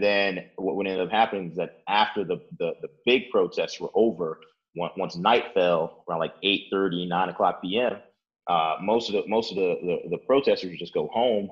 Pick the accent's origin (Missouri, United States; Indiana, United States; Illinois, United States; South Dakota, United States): Illinois, United States; Chicago; also born or lived in Oak Park, Illinois; I've lived in Chicago my entire life. Born and raised here